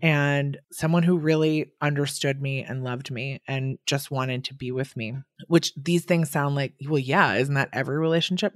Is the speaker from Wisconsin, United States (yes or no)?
yes; Wisconsin, United States; now in New York, United States; I'm from Wisconsin, and I'm here in New York